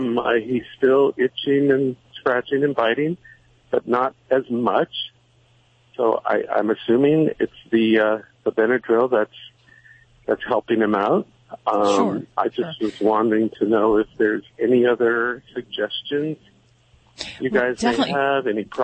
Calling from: Westwood, California, United States; Well, I'm currently in Westwood.

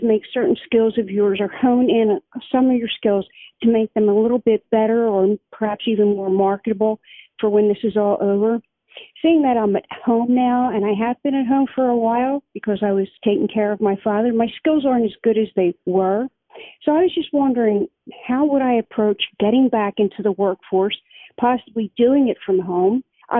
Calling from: Chalfont, Pennsylvania, United States; I'm calling from Chalfont in Bucks County, Pennsylvania.

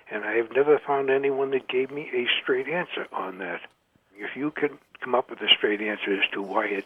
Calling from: Cape Cod, Massachusetts, United States; I'm calling from Cape Cod on Massachusetts.

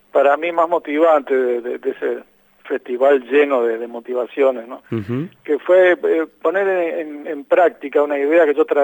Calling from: Uruguay; desde Uruguay.

